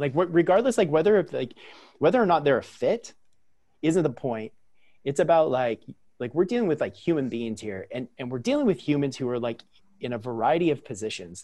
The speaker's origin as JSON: {"language": "English", "region": "Central Coast of California", "country": "United States", "tie": "born or raised there", "said": "I'm born and raised on the Central Coast of California, which is where I currently lived as well"}